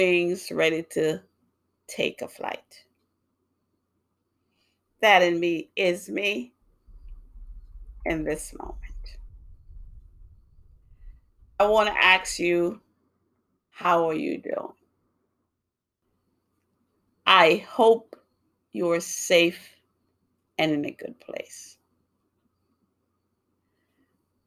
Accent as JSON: {"language": "English", "region": "New York", "country": "United States", "tie": "born or raised there", "also_born_or_lived": "Jamaica", "moved": "yes", "lives_now": "Massachusetts, United States", "said": "I grew up in New York"}